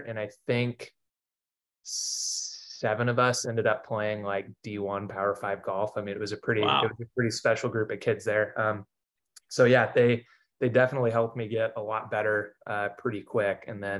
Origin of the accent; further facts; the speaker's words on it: Pampa, Texas, United States; So I grew up in a small town in the Texas panhandle, called Pampa.